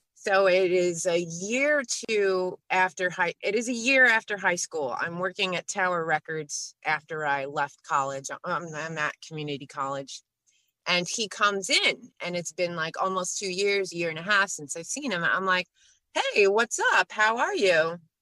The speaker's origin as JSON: {"language": "English", "town": "New York City", "region": "New York", "country": "United States", "tie": "born or raised there", "moved": "yes", "lives_now": "Pennsylvania, United States", "said": "I grew up next to Queens. I was born in Queens. Queens is now the uh, most ethnically diverse place in the world"}